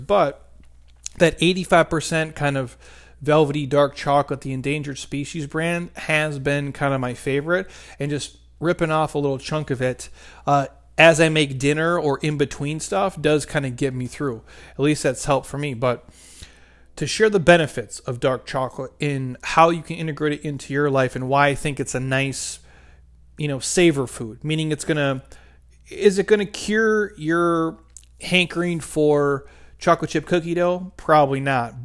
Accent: Midwest, United States; I'm from the Midwest.

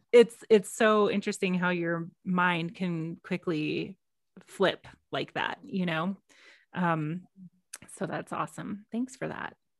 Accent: Texas, United States; I am from Texas

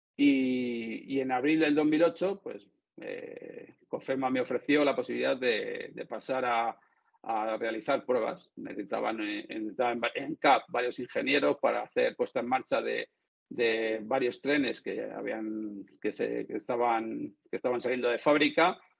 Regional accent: Madrid, Community of Madrid, Spain; soy de Madrid

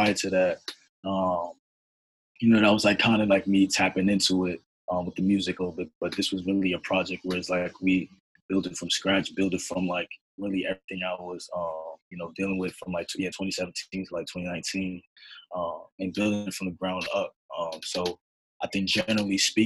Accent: New York City, New York, United States; I'm originally from Harlem, New York, but my family is originally from Bamako, Mali, West Africa

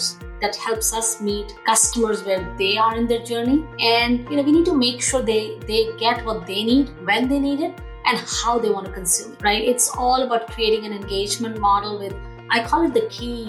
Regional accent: India; also born or lived in Australia / Chicago, United States; now in Seattle, United States; born in India, lived in Australia for over 10 years before moving to the United States.

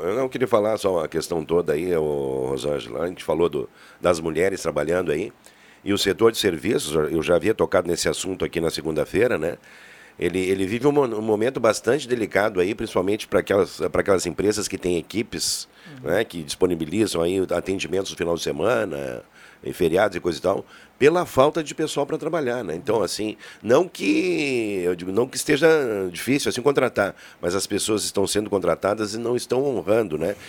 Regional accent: Santana do Livramento, Rio Grande do Sul, Brazil; moved away; minha terra, Santana do Livramento

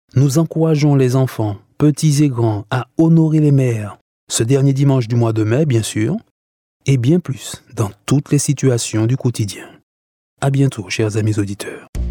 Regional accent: Martinique; chez nous en Martinique

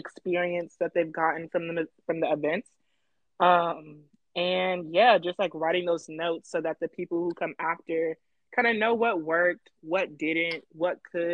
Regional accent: Atlanta, Georgia, United States; moved away as an adult; also born or lived in Chicago, Illinois; now in Oregon, United States; I've lived in Chicago, but I was born and raised in Atlanta.

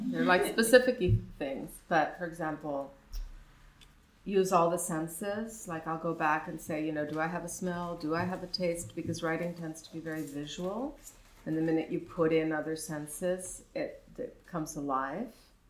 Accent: Mexico City, Mexico; You know, I grew up in Mexico City before we had the North American Free Trade Agreement

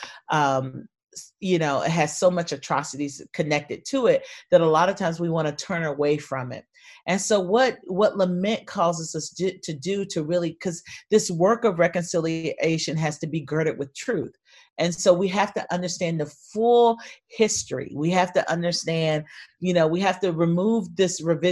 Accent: North Carolina, United States; moved away as an adult; also born or lived in Austin, Texas; now in Atlanta, United States; I'm originally from North Carolina, and I moved to Atlanta right after college

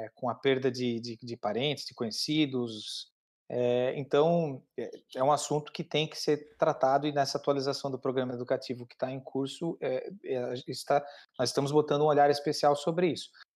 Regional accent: Criciúma, Santa Catarina, Brazil; Eu sou de Criciúma, Santa Catarina

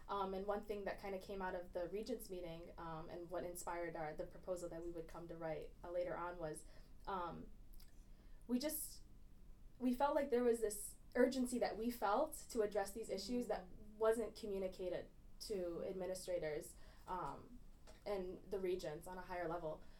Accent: Grand Blanc, Michigan, United States; Um, I'm from Grand Blanc

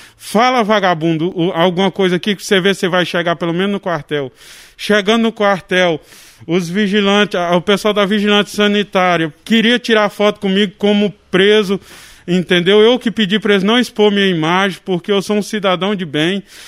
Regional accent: Vila Rica, Mato Grosso, Brazil; sou morador de Vila Rica há muitos anos, nós mudou para cá desde 1996 e cresci na cidade aqui trabalhando

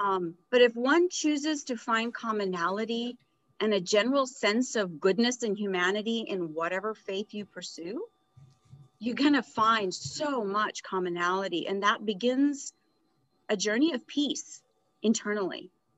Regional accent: Edinburgh, Scotland, United Kingdom; also born or lived in India; I was born in India into a very traditional conservative religious family. And as life would have it, at about a year and a half, my dad's career took us to England. So I grew up in Edinburgh.

